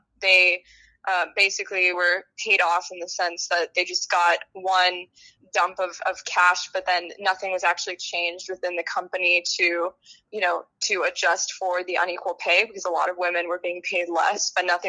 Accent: Santa Fe, New Mexico, United States; I'm from Santa Fe, New Mexico. It's a very small town in the desert southwest region, but it's absolutely home.

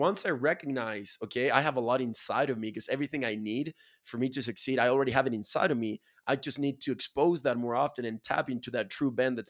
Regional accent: Chile; I'm from Chile, 80,000 people, bro. I live in a farm.

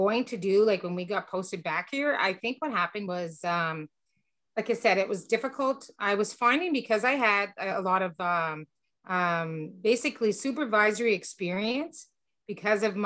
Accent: Petawawa, Ontario, Canada; moved away as an adult; also born or lived in Greenwood, Nova Scotia / Ottawa; I'm originally from Petawawa

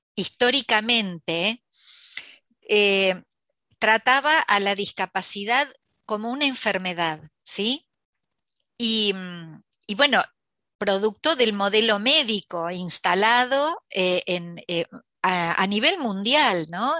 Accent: La Plata, Buenos Aires Province, Argentina; nací aquí en La Plata, en Buenos Aires, Argentina

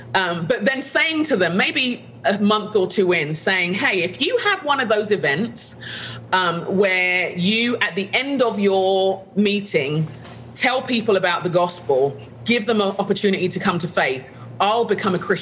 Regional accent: London, United Kingdom; where I grew up in London

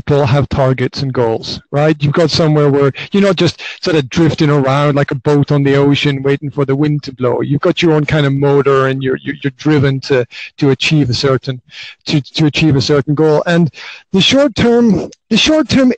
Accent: Highlands of Scotland, United Kingdom; now in Banská Bystrica, Slovakia; Originally I'm from the Highlands of Scotland, but right now I am hanging out in Banská Bystrica, which is in central Slovakia

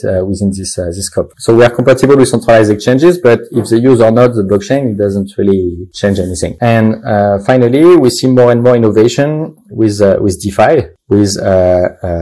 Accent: France; accent: French; English is a second language; I am French, as you can see with my terrible accent, but we are based in Luxembourg

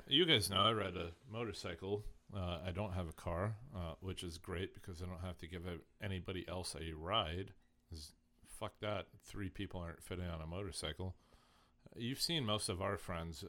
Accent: Indiana, United States; moved away; I'm from Indiana

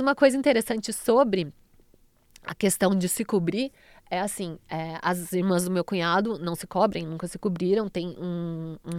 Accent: Brazil; sou brasileira

